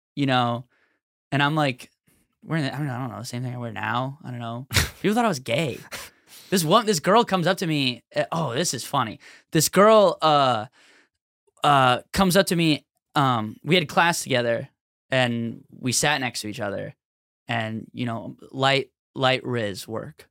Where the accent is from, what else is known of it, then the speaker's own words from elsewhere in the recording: Minneapolis, Minnesota, United States; we're all from Minneapolis